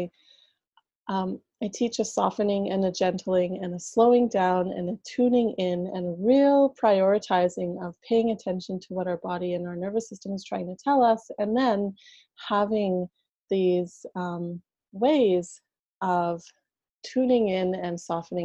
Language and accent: English; Canada; I'm from Canada